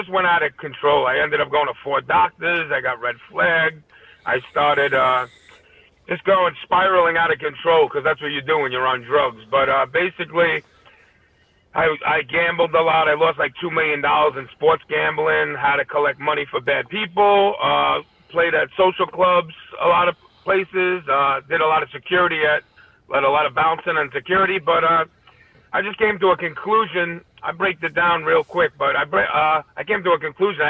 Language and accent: English; New York City, New York, United States; also born or lived in Staten Island; I grew up in Brooklyn. Then I moved to Staten Island